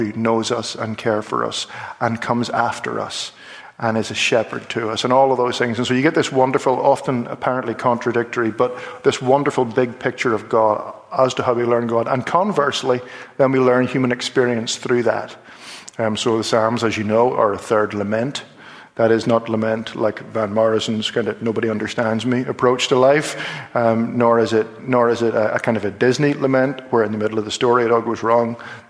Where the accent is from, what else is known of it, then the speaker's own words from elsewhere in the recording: Ireland; I'm an Irish Presbyterian who studied classical music and grew up in a home which was very conservative.